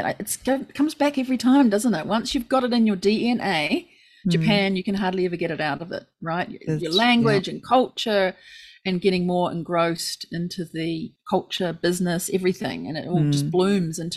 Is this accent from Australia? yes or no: no; New Zealand; our little Kiwi laid backness